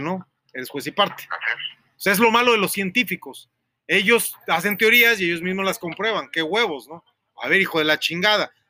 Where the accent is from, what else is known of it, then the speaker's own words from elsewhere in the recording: Mexico; que también soy mexicano